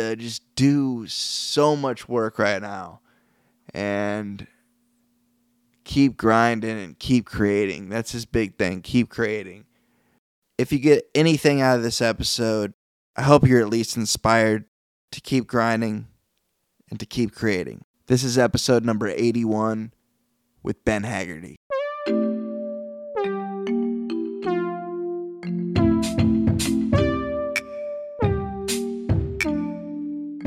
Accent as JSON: {"language": "English", "region": "Iowa", "country": "United States", "moved": "yes", "said": "the Iowa roots because we're both from Iowa"}